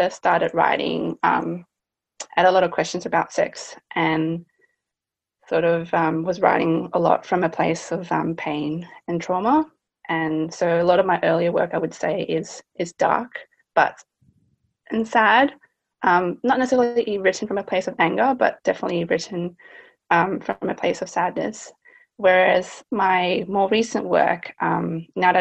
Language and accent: English; Australia; growing up in Australia, you're often labeled as Asian